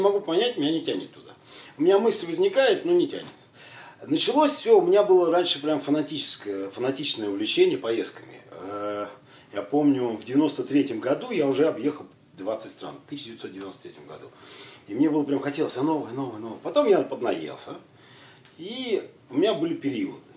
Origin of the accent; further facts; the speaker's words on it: Siberia, Kemerovo Oblast, Russia; я родом с Сибири, с Кемеровской области